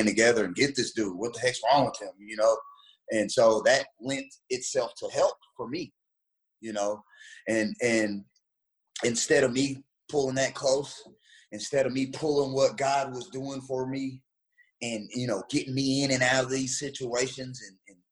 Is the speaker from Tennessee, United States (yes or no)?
yes; Memphis, Tennessee, United States; moved away; also born or lived in Texas / Indiana; I'm from Memphis, Tennessee, and then a small town in the colony